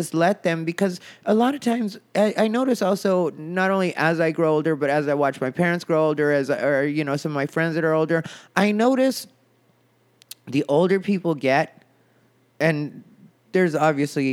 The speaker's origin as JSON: {"language": "English", "region": "Arizona", "country": "United States", "moved": "as an adult", "lives_now": "Los Angeles, United States", "said": "the town I'm from is smaller, but the scene, when I say my hometown scene, that's Phoenix, Arizona"}